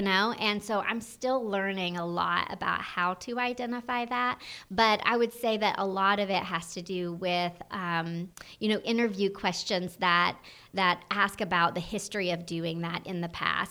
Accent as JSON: {"language": "English", "region": "North Georgia", "country": "United States", "said": "I'm from the North Georgia area"}